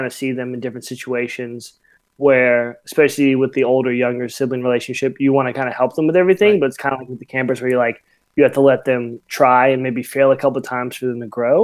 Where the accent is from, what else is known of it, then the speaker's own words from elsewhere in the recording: Mississippi, United States; moved away as an adult; now in California, United States; I'm originally from Mississippi, but when I came out in camp in 2012, fell in love with California, so relocated out here.